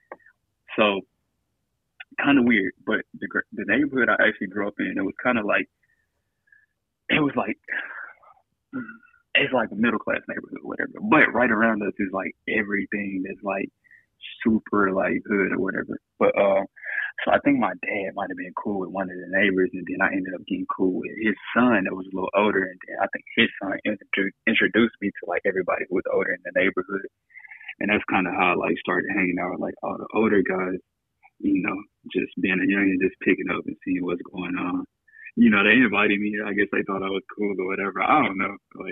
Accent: Memphis, Tennessee, United States; growing up in Memphis

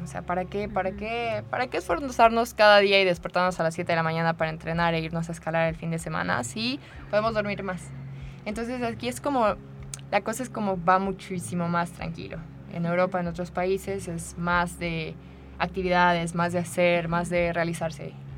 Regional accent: Querétaro, Mexico; moved away as an adult; also born or lived in France; now in United Arab Emirates; soy mexicana, soy de Querétaro, pero ya hace 11 años que no estoy aquí

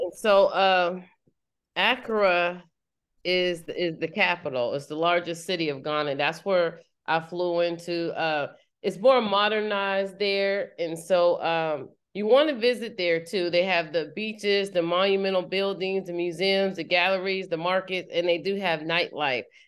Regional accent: United States; People can tell I'm American

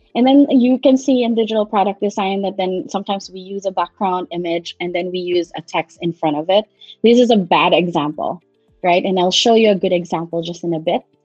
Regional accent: Philippines; moved away as an adult; also born or lived in Manila; now in United States; I hail from Philippines. Um, I'm based in the United States right now, and I've been here for about 15 years.

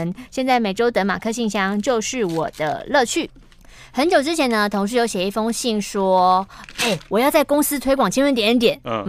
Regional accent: Keelung, Taiwan; ，好想吃泡泡冰哦。

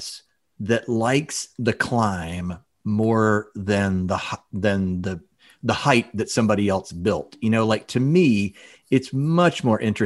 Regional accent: Memphis, Tennessee, United States; also born or lived in Northern Illinois; I moved back home and we got a downtown arena with an NBA team

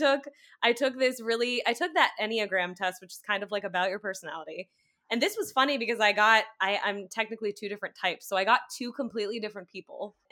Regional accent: United States; also born or lived in New York City; the sole American on this pod

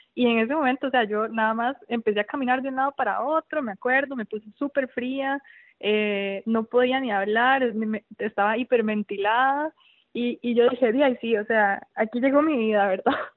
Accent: Tibás, San José, Costa Rica; soy de Tibás, fui a Levi's, a la clínica de Tibás

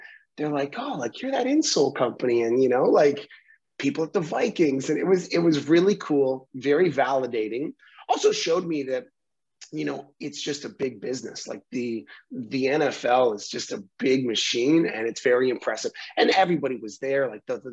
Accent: Vancouver, British Columbia, Canada; we're Canadian, we're from Vancouver, we're like on the West Coast

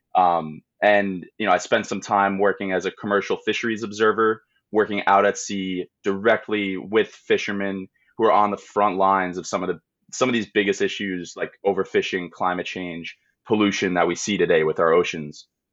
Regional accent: Long Island, New York, United States; I grew up on Long Island

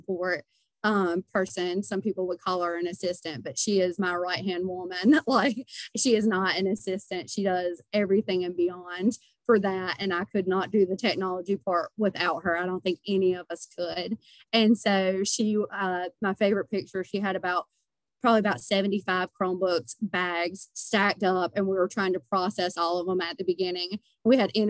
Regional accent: Denton, North Carolina, United States; I moved back to my hometown, which is Denton

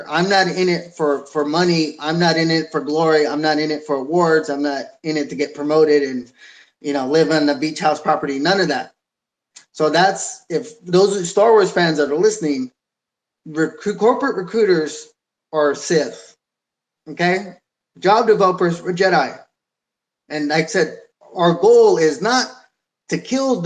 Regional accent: San Jose, California, United States; I'm fourth generation from San Jose

